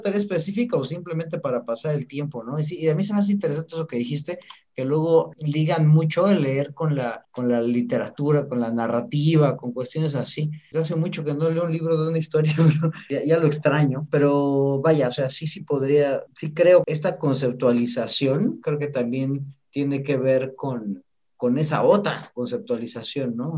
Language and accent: Spanish; Mexico; como mexicanos